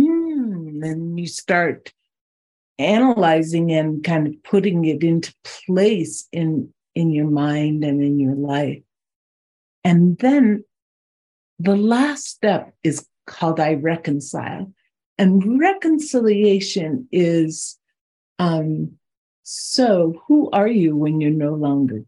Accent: Boulder, Colorado, United States; also born or lived in South Dakota; I grew up near Boulder, Colorado

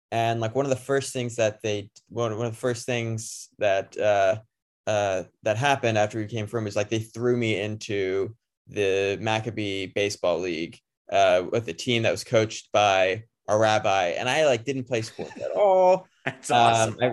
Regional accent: United States; as an American growing up watching the Olympics

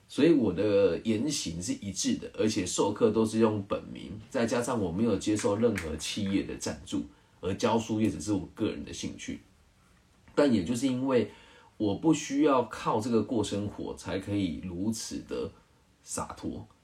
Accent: Changhua County, Taiwan; 我们彰化人

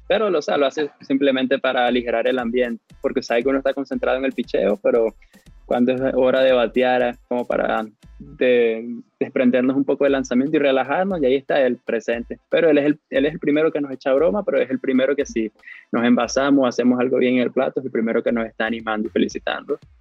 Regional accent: Cabimas, Zulia, Venezuela; Yo soy de la calle Rosario con la avenida Carnevali, eso le dicen casco central en Cabimas, cerca del centro cívico.

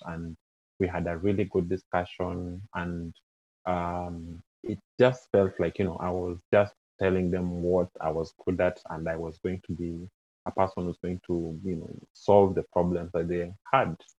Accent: Kenya; moved away as an adult; now in Canada; I'm originally from Kenya

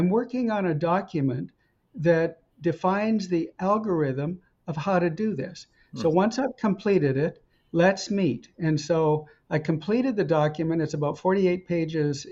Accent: Edmonton, Alberta, Canada; moved away as an adult; also born or lived in Camrose, Alberta / Montreal / Stanford, California; I was born in Camrose, raised in Edmonton

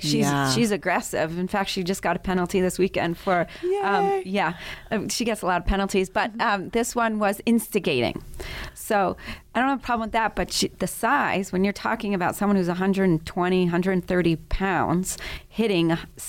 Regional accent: Paris, Île-de-France, France; So I grew up in Europe and started elementary school in Paris and went in the first day of elementary school in first grade and obviously didn't speak French.

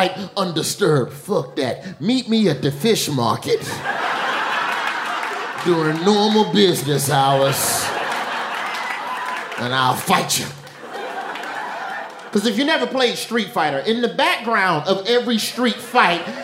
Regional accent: Alabama, United States; now in New York, United States; I'm from Alabama

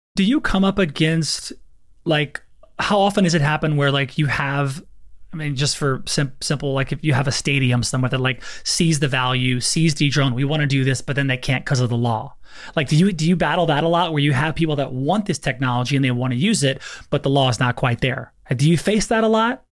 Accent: Lafayette, Louisiana, United States; I'm from Louisiana

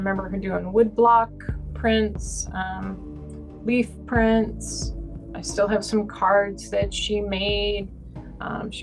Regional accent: the Catskills, New York, United States; We grew up in the Catskills in New York State in a tiny town

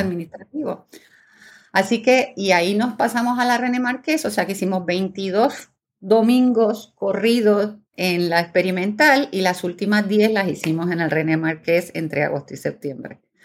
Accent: Puerto Rico; also born or lived in Buenos Aires, Argentina; nací en Buenos Aires, Argentina, pero vivo en Puerto Rico desde el año 76, o sea que prácticamente mi vida entera

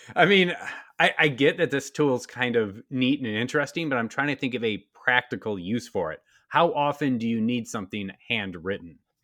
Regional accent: Wisconsin, United States; my home state of Wisconsin.

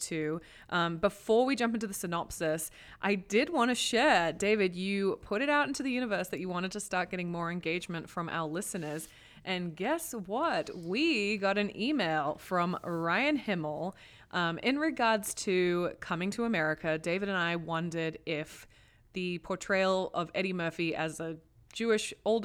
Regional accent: Australia; accent: Australian; moved away; I'm fucking Australian, man. I mean, I feel like my accent gets really strong when I talk to my dad

